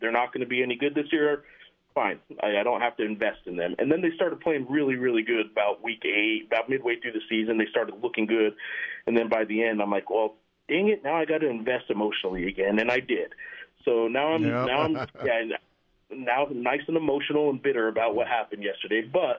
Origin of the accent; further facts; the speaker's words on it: Santa Fe, New Mexico, United States; I was born in Santa Fe